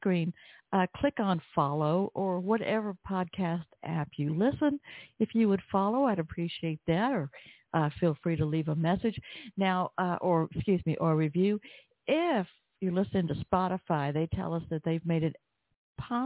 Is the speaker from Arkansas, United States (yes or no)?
no; Atlanta, Georgia, United States; Atlanta, Georgia, my hometown